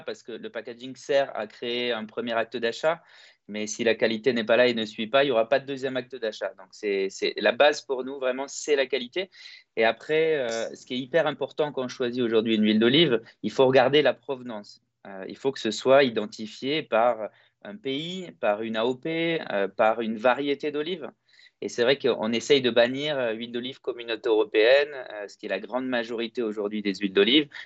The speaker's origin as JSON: {"language": "French", "country": "Greece", "said": "la force qu'on a chez nous en Grèce, c'est que tout est fait à la main"}